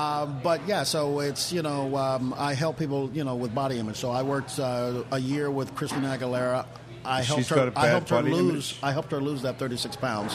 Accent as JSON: {"language": "English", "town": "Long Beach", "region": "California", "country": "United States", "tie": "born or raised there", "also_born_or_lived": "Indianapolis, Indiana / Greenwich, Connecticut", "moved": "as an adult", "lives_now": "New Orleans, United States", "said": "I'm originally from California. Sorry. That's a lie. I'm originally from Indianapolis, Indiana, and I moved to California when I was very young. So I consider myself I'm in California, you know, Long Beach, California."}